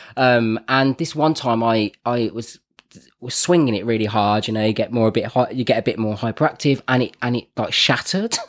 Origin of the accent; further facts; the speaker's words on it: Birmingham, West Midlands, United Kingdom; also born or lived in Wolverhampton; I'm from Birmingham, so I say things like Grant and Bath and Path